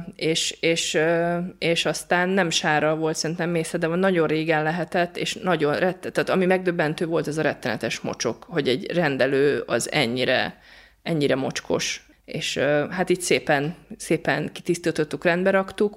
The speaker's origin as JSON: {"language": "Hungarian", "country": "Hungary", "said": "magyarok vagyunk"}